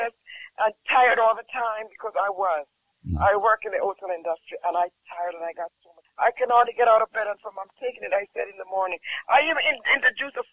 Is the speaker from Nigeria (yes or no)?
no; Jamaica; I'm from Jamaica. And I honestly tell you, sometimes as a Jamaican